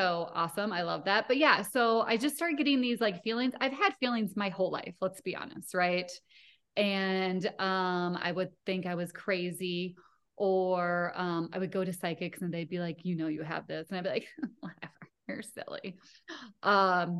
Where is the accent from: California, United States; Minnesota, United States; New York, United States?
Minnesota, United States; Rochester; also born or lived in Denver, Colorado; now in Littleton, United States; I grew up in Rochester, Minnesota